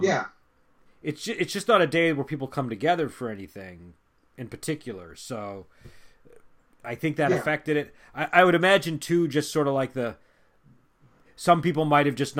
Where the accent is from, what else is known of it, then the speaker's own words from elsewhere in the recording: United States; as an American